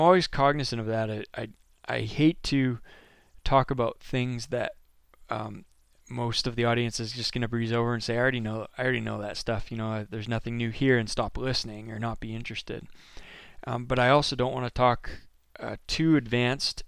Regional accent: Maine, United States; I'm from Maine.

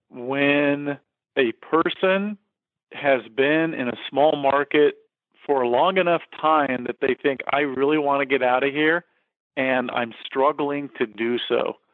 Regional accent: McPherson, Kansas, United States; moved away as an adult; now in San Diego, United States; I'm a little guy from from small town South. Dude, I was from McPherson, flipping Kansas, when I packed up and when it came out to San Diego.

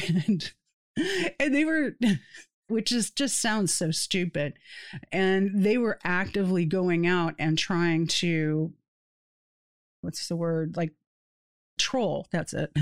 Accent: Satellite Beach, Florida, United States; moved away; also born or lived in East Tennessee; people that I grew up with in Satellite Beach or people that I went to school with in East Tennessee

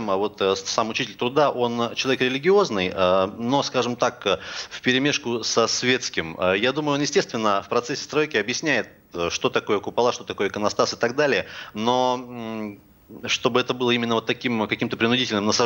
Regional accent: Russia; Я все-таки считаю, хоть я сам татарин, будучи человеком религиозным, если бы я им был, вернее.

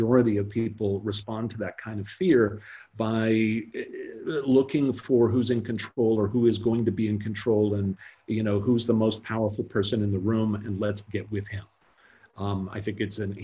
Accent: United States; I'm an American

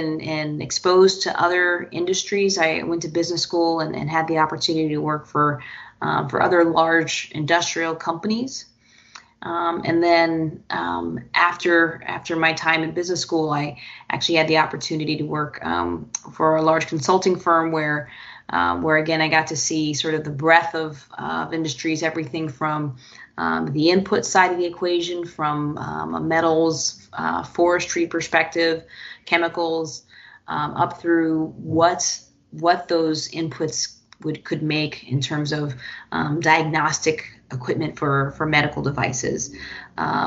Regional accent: Houston, Texas, United States; moved away as an adult; now in Chicago, United States; I grew up in Houston. I'm a Houston native, but got to Chicago quickly as I could and called it home for sure for the past few years

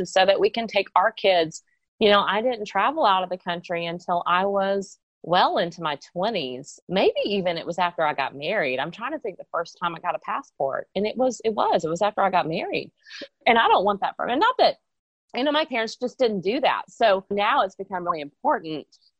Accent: Texas, United States; moved away as an adult; also born or lived in South Carolina; I have lived other places besides Texas, but I was born in Texas, and I'm actually now back in Texas living here again

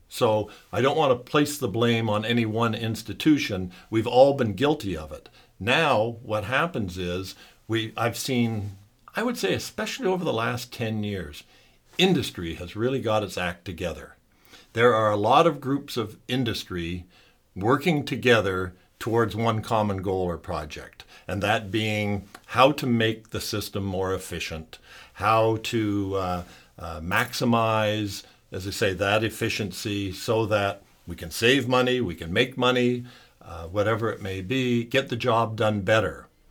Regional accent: Sarnia, Ontario, Canada; I was born and raised in Sarnia, Ontario.

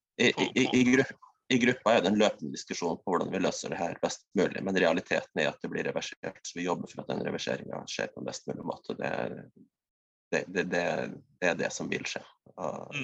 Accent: West Finnmark, Norway; jeg har en veldig sterk Vest-Finnmarks identitet. Regner meg sjøl som finnmarking

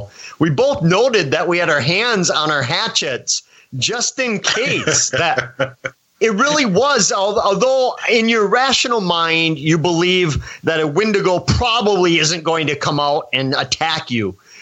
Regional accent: Wisconsin, United States; back in the safety of my home state of Wisconsin

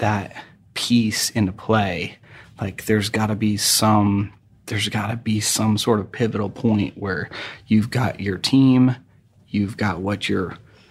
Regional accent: New England, United States; I grew up in New England, and my folks were, you know, middle class ish

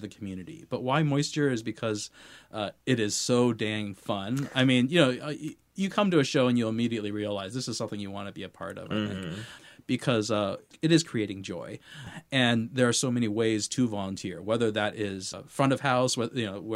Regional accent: Seattle, Washington, United States; also born or lived in White Center / Mercer Island; I grew up here in Seattle

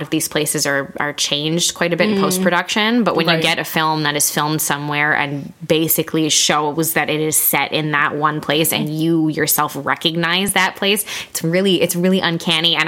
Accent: Montreal, Quebec, Canada; We're from the Montreal area

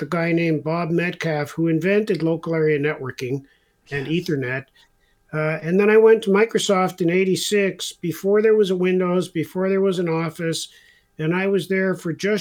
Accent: Israel; I was born in Israel.

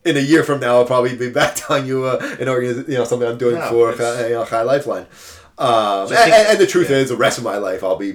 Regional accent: Pennsylvania, United States; I grew up in Pennsylvania

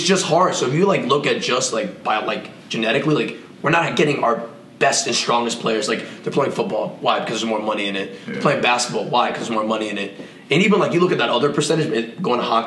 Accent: United States; me as an American kid

